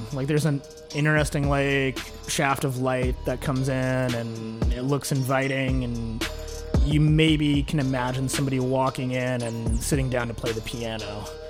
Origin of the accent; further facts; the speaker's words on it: Kansas City, Missouri, United States; moved away as an adult; also born or lived in Santa Cruz, California / Roanoke, Virginia; now in Washington, D.C., United States; grew up in Kansas City